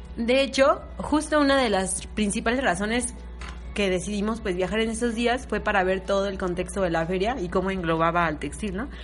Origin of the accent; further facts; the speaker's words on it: Uruapan, Michoacán, Mexico; yo que soy de Uruapan, que Uruapan es un municipio de Michoacán